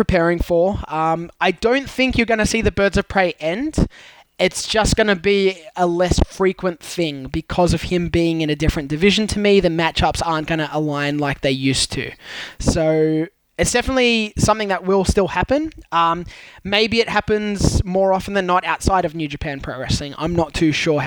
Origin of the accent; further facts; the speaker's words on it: New South Wales, Australia; I'm from New South Wales